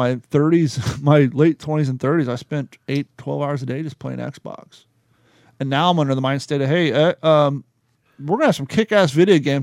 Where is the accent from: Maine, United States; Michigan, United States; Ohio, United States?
Ohio, United States; moved away as an adult; also born or lived in California; before I left Ohio to go to California. We went to high school together